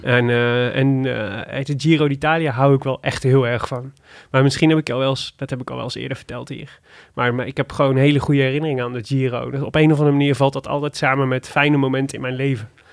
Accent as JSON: {"language": "Dutch", "town": "Made", "region": "North Brabant", "country": "Netherlands", "said": "kom ik uit Maden"}